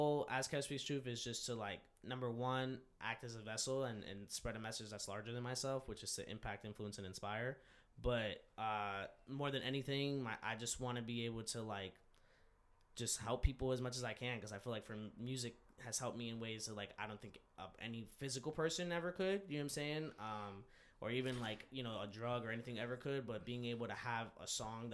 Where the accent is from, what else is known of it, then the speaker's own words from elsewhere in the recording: New York, United States; I was born in New York